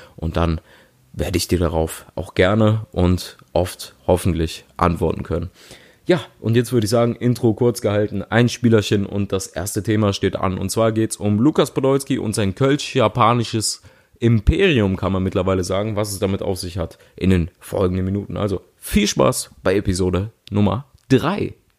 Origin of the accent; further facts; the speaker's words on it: Cologne, North Rhine-Westphalia, Germany; ich als Kölner